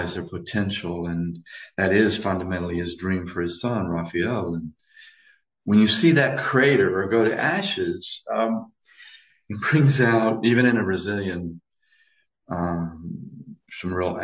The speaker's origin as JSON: {"language": "English", "country": "United States", "said": "I'm an American"}